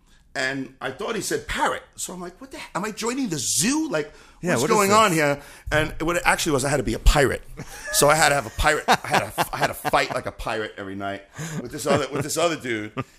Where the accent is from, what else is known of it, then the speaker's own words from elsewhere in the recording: Queens, New York, United States; I grew up in Howard Beach, Queens, New York, which was a difficult place for a dancer to grow up, especially a boy dancer